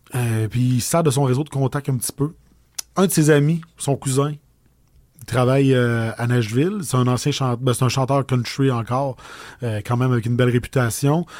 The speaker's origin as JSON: {"language": "French", "town": "Audet", "region": "Quebec", "country": "Canada", "tie": "born or raised there", "accent": "accent de la bosse, du bois", "said": "J'ai grandi à Audette. J'ai étudié à Lac-Mégantic"}